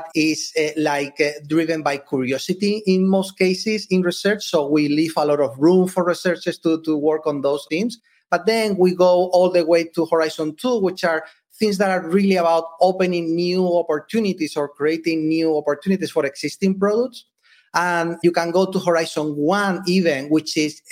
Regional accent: Spain; moved away as an adult; now in United States; I'm originally from Spain. When I moved here to the US

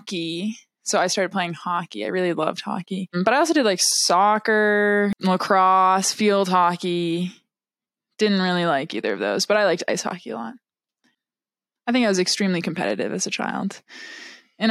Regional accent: Wellesley, Massachusetts, United States; also born or lived in Texas; I'm from Wellesley, Massachusetts.

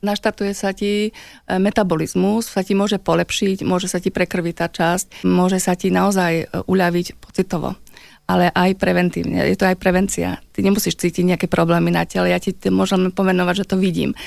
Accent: Slovakia; ja ako Slovenka, žijúca v tomto pásme

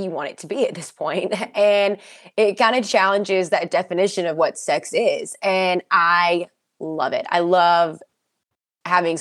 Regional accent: the South, United States; we're both from the South

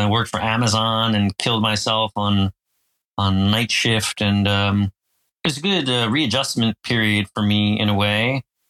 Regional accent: Phillipsburg, New Jersey, United States; So I grew up in Jersey in America, kind of a semi-rural area of New Jersey called Phillipsburg. And I lived there until I went to college.

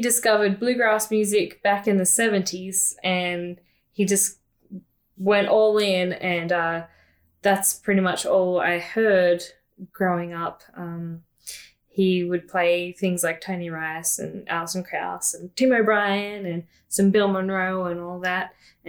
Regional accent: Newcastle, New South Wales, Australia; moved away; I was born and raised in Newcastle, New South Wales, Australia, and we had a few acres out there

